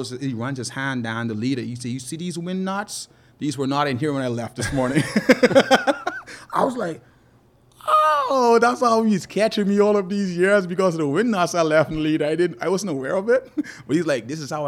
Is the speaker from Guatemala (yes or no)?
no; South Andros, Bahamas; growing up in South Andres